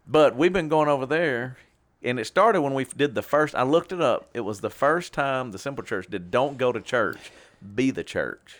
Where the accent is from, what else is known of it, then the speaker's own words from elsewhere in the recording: Shreveport, Louisiana, United States; we grew up in Warner Park, all right, Warner Park neighborhood